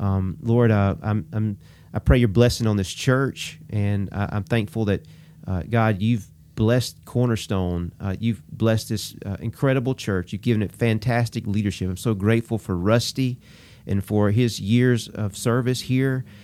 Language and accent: English; Abbeville, Alabama, United States; also born or lived in Auburn, Alabama; my hometown of Abbeville